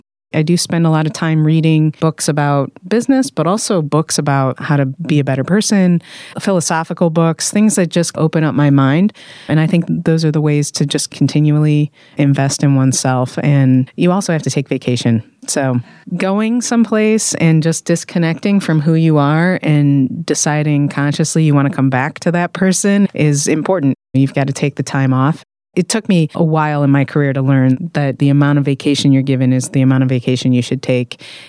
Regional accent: Midwest, United States; Like I said, I'm from the Midwest, so you don't do that, actually.

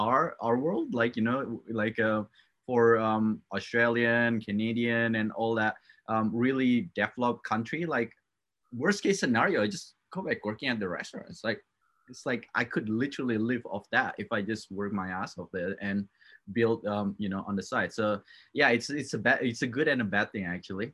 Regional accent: Java, Indonesia; moved away; I was born in Indonesia, and I raised up in that culture

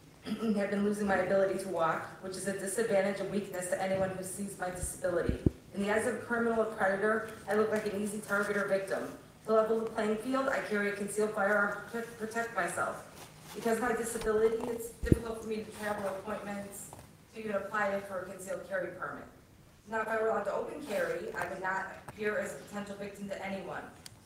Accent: Chicago, Illinois, United States; moved away as an adult; now in Florida, United States; I was born and raised in Chicago. I moved my family to Florida in 2017.

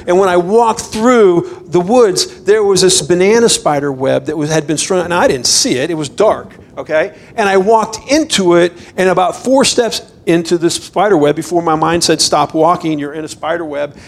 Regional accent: Florida, United States; moved away as an adult; now in Idaho, United States; I grew up in Florida and um, we've been in Idaho for 10 years

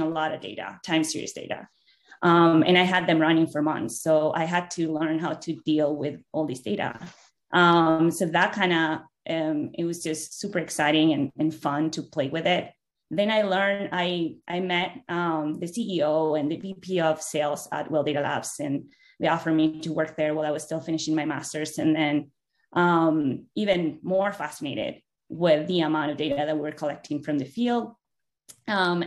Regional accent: Venezuela; moved away; I'm originally from Venezuela. So I grew up in an oil town.

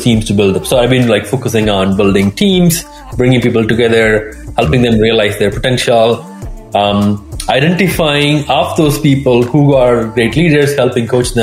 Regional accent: India; moved away; I'm originally from India

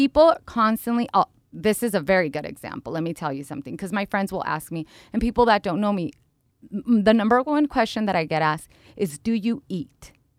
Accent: Mexico; also born or lived in United States; even though I was born here in the United States of America, I did live 8 years in a small town in Mexico with my grandmother and my dad's side of the family

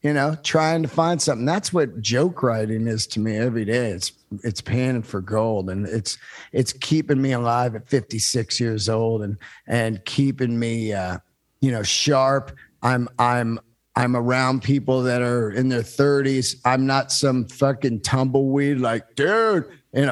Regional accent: Bay Area, California, United States; also born or lived in Yosemite, California; I was born in the mountains and I grew up in the Bay Area

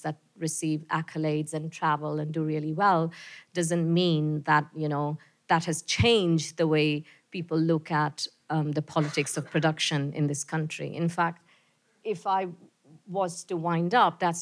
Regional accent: India; now in New Zealand; as an Indian person

